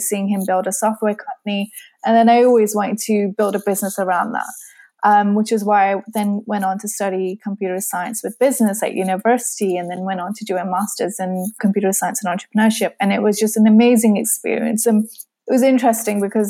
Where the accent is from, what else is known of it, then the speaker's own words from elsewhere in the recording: Surrey, South East England, United Kingdom; moved away as an adult; now in Kent, United Kingdom; I was born and raised in Surrey